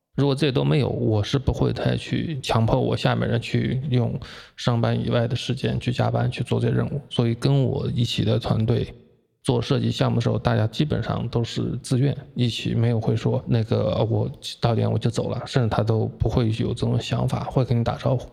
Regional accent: Jiangsu-Zhejiang area, Jiangsu and Zhejiang, China; 在我们江浙这边

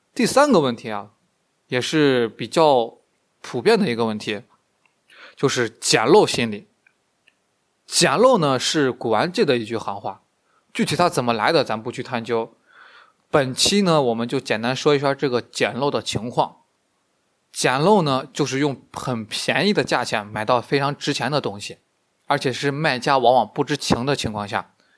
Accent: China; 我们中国人一个传统的思想

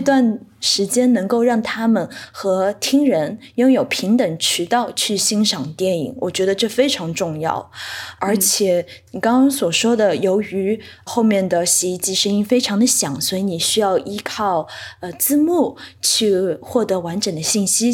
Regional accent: Shanghai, China; moved away as an adult; also born or lived in New York; 我出生在上海，本科是在纽约大学的 Tisch 艺术学院学习的电影专业

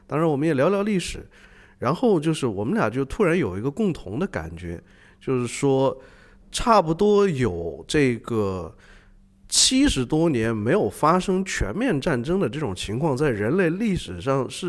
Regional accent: China; 你你你要问我们中国人可不可能达到那种想象力拍出这东西？

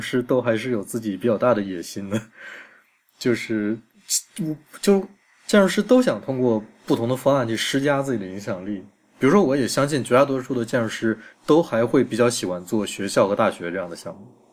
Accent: China; 我们中国人

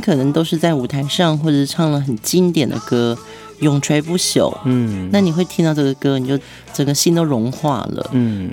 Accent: Taiwan; accent: Taiwanese Mandarin; 我们那时候好像讲话还有所谓的那种台湾国语

